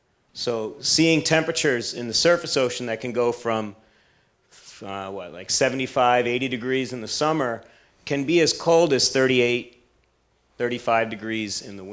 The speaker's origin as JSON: {"language": "English", "area": "Jersey Shore", "region": "New Jersey", "country": "United States", "tie": "born or raised there", "said": "I grew up on the Jersey Shore"}